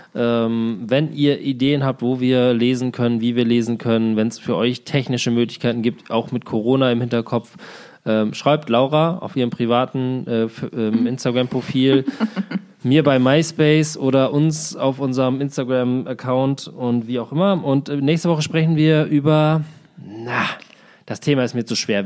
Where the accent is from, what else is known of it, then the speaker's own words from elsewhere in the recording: Germany; moved away as an adult; also born or lived in Berlin; in diesem meinem Heimatdorf